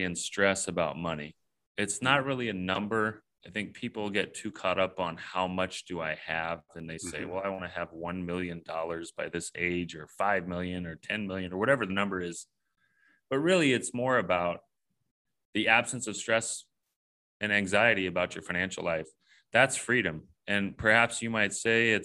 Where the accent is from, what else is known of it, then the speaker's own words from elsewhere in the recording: Southern California, United States; I grew up here in Southern California